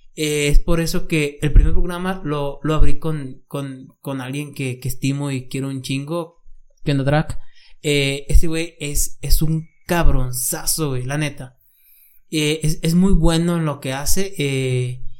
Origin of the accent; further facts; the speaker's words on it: San Juan, Mexico; soy en México, soy de San Juan